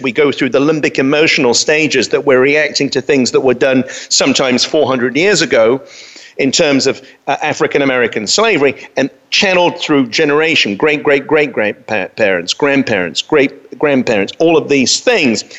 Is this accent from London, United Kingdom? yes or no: yes; London, United Kingdom; I grew up in London